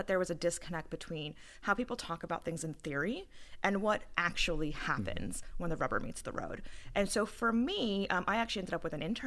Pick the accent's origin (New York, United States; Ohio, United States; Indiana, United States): New York, United States; New York City; my hometown, Staten Island